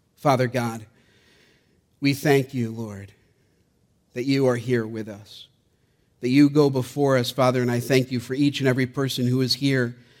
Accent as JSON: {"language": "English", "town": "Gloversville", "region": "New York", "country": "United States", "tie": "born or raised there", "said": "being born and raised in Gloversville, about an hour from"}